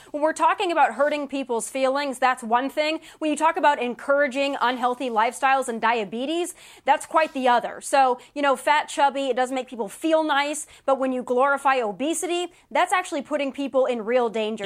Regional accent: United States; I'm an American

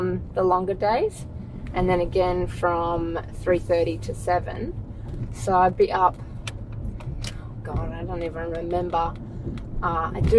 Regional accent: Perth, Western Australia, Australia; I grew up in Perth. So Perth, born and raised

